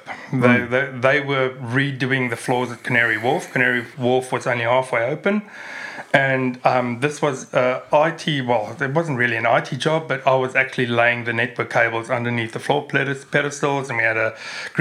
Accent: South Africa; moved away as an adult; also born or lived in Germany / Netherlands; now in Australia; I was born in South Africa. I left South Africa in 1999 and I went to Europe.

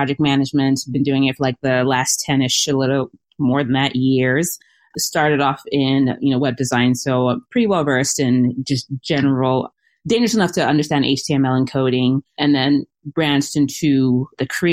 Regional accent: Cameroon; now in Minnesota, United States; I am originally from Cameroon, which is West Africa

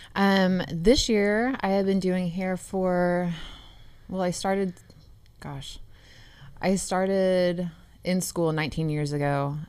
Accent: Upland, Indiana, United States; I'm from Upland, Indiana

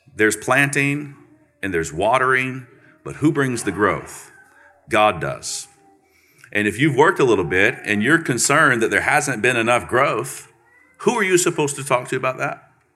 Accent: Central Florida, United States; I'm from Florida, Central Florida, real Florida.

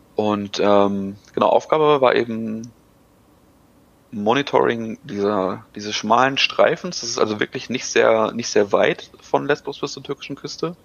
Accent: Germany; als Deutscher

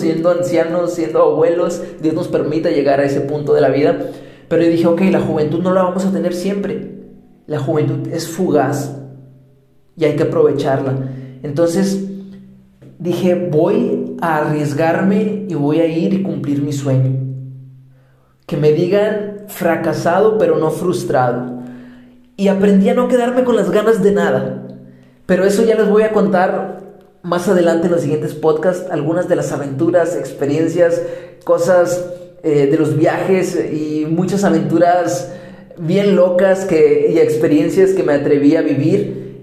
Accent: Mexico; moved away as an adult; also born or lived in Colombia; soy mexicano de nacimiento y colombiano de corazón

